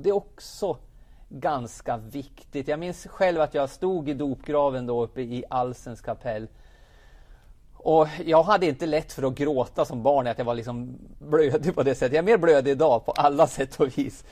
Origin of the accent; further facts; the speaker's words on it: Jämtland, Sweden; now in Karlstad, Sweden; min uppväxt är som sagt uppe i Jämtland